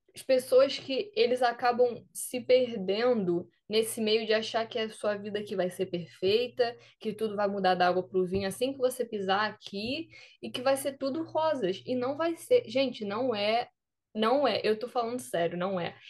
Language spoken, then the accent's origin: Portuguese; Brazil; moved away as an adult; now in United States; eu sou do Brasil